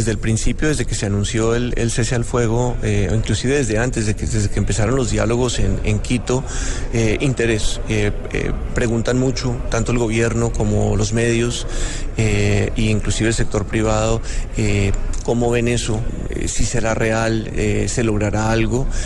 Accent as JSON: {"language": "Spanish", "country": "Colombia", "moved": "as an adult", "lives_now": "Ottawa, Canada", "said": "uno como colombiano sí se siente muy orgulloso cuando ve las calles de Ottawa con la bandera colombiana por todas partes."}